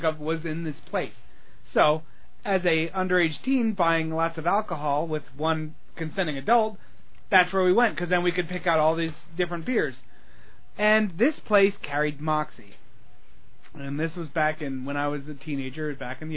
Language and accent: English; Pennsylvania, United States; in this town that I grew up in Pennsylvania, nowhere Pennsylvania